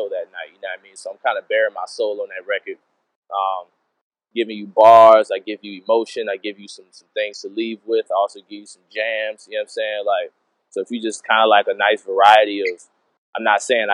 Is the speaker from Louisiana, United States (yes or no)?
yes; New Orleans, Louisiana, United States; I'm from New Orleans and we have the best food in the world